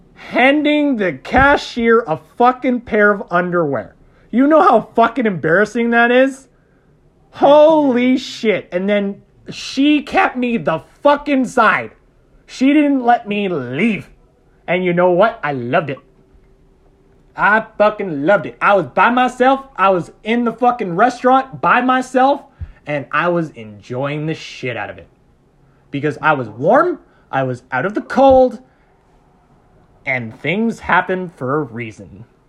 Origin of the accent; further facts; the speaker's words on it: Canada; we're Canadian